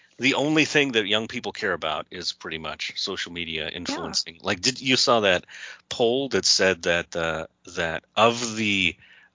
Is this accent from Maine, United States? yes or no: no; California, United States; moved away as an adult; also born or lived in New York; I was very poor when I was raised in California